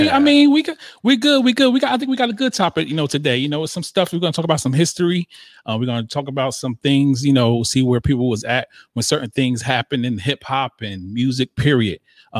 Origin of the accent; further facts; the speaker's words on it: Northeast, United States; we're from the East. I mean, up North